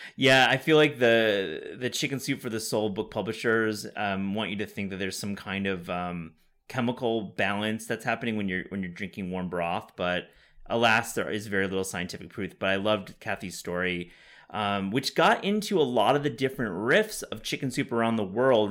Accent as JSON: {"language": "English", "region": "West Michigan", "country": "United States", "said": "I'm from West Michigan"}